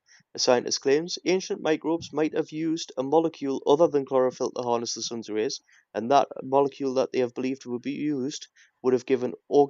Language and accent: English; United Kingdom; This is the one bad thing about being British